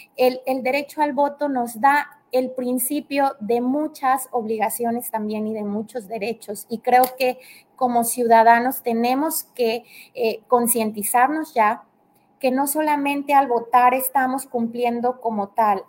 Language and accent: Spanish; Tamaulipas, Mexico; now in Tabasco, Mexico; yo soy de Tamaulipas, por aras del destino estoy acá en Tabasco